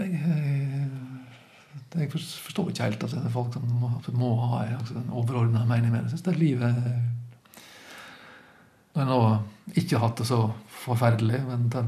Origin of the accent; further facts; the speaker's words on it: Luster, Vestland, Norway; god kveld, Luster. Det var vel på tide å ta seg en tur tilbake. Jeg har, eh, Etter at jeg flytta fra Luster